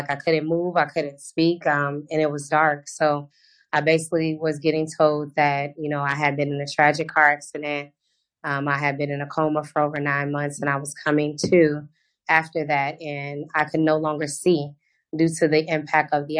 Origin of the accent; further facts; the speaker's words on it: Houston, Texas, United States; now in Orlando, United States; I'm originally from Houston, Texas. I now reside in Orlando, Florida